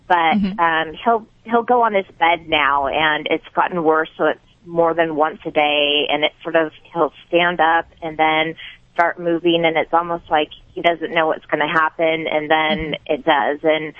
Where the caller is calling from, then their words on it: Bellingham, Washington, United States; From Bellingham.